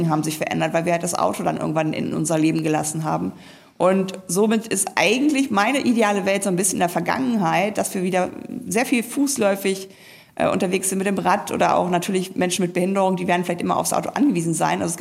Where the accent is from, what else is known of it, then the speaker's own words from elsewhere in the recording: Hamburg, Germany; Und in meiner Heimatstadt Hamburg ist es zum Beispiel 700 Meter autofreier Jungfernstieg.